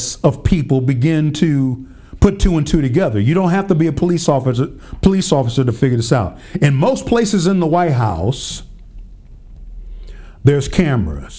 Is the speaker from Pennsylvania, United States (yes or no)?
yes; Pennsylvania, United States; my home state, Pennsylvania